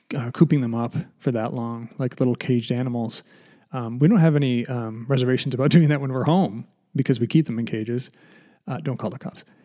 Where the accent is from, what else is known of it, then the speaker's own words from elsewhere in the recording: Massachusetts, United States; we're from Massachusetts.